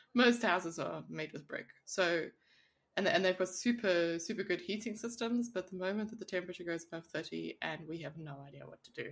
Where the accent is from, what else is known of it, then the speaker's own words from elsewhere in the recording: South Africa; now in Switzerland; I come from South Africa